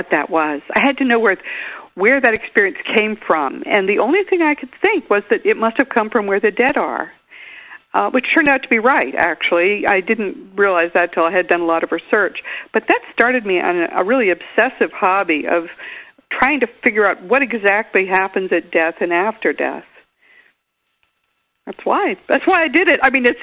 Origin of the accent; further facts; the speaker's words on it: Grafton, Massachusetts, United States; now in Austin, United States; my hometown in Grafton, Mass.